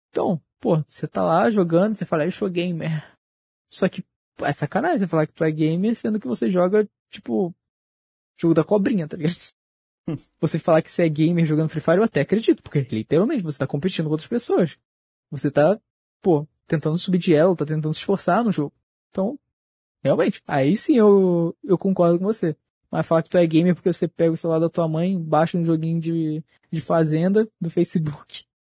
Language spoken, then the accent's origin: Portuguese; Rio de Janeiro, Brazil; sou do Rio de Janeiro, pô.